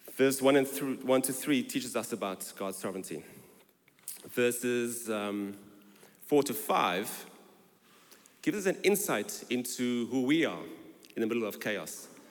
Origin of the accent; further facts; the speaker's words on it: South Africa; moved away as an adult; now in London, United Kingdom; I was born in South Africa and I arrived in London in 2001 on my honeymoon